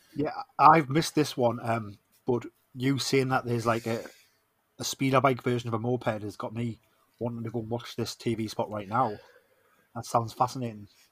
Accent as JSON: {"language": "English", "town": "Newcastle upon Tyne", "region": "North East England", "country": "United Kingdom", "accent": "Geordie", "said": "I am the …"}